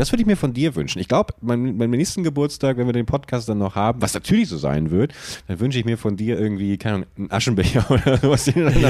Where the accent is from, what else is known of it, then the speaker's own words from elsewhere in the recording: Buchholz in der Nordheide, Lower Saxony, Germany; moved away; in meiner alten Heimatstadt Buchholz